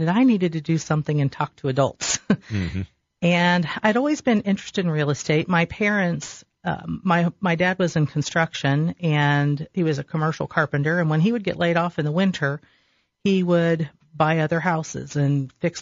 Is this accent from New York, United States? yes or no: no; Delaware, Ohio, United States; I grew up in Delaware, so I knew people all around the area anyway